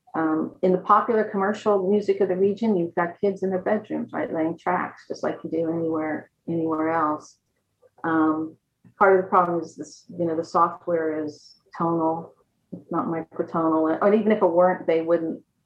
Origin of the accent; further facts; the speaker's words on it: United States; now in Kuwait; being foreign, being American, because I'm not part of the tribes